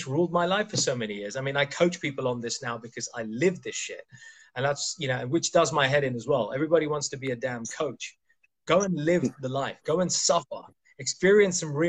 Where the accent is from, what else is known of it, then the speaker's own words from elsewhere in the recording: India; I'm Indian